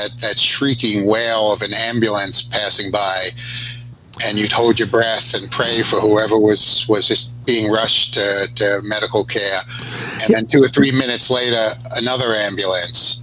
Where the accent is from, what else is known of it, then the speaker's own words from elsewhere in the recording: New York City, New York, United States; also born or lived in Atlanta, Georgia / Zaire; We grew up in the Bronx, but now I live in Midtown Manhattan